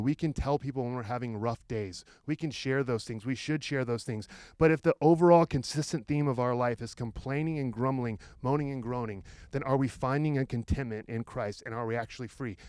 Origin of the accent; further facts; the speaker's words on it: Roseburg, Oregon, United States; I grew up in Roseburg, which is about an hour south of here.